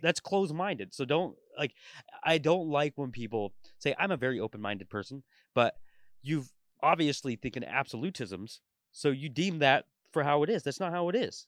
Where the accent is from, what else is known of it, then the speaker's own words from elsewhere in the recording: Portland, Oregon, United States; moved away as an adult; also born or lived in Tulare, California; now in Vancouver, United States; I grew up in Portland, like, my entire life